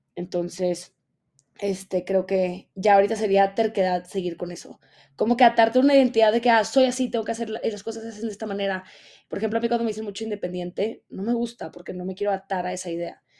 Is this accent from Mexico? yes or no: yes; Mexico; moved away; estoy grabando desde la Ciudad de México. Es correcto, estoy de regreso en mi país